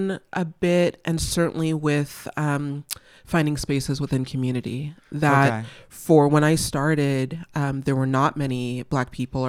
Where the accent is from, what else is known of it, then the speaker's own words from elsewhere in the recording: California, United States; I mean, I'm a Valley girl. Like, I grew up in the Valley. I went to UC Santa Barbara.